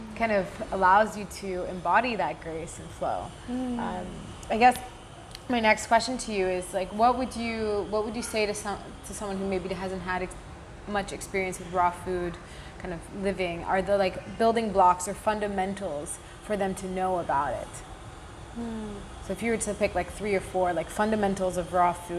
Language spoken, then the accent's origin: English; United Kingdom; I'm from the United Kingdom. It's where I grew up